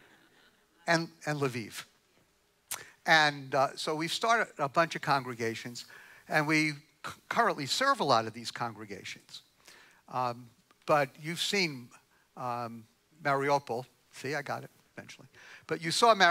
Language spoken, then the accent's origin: English; New York, United States; I'm from New York